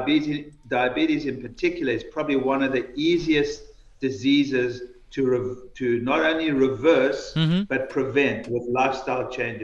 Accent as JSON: {"language": "English", "town": "New York City", "region": "New York", "country": "United States", "said": "I'm from New York"}